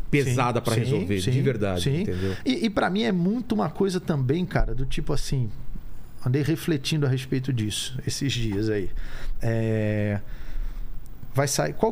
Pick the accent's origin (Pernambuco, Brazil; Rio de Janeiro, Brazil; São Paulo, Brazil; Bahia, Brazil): Rio de Janeiro, Brazil; Assim, como, como eu cresci no Rio, no Rio de Janeiro tem muito é, negro.